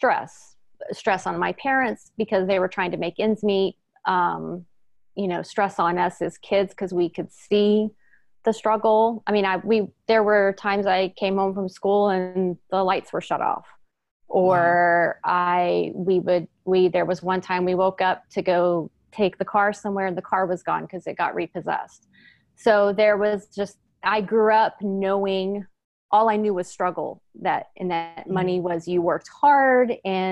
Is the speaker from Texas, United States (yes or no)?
yes; Houston, Texas, United States; also born or lived in Northern California; now in East Bay, California, United States; I was born and raised in Houston, Texas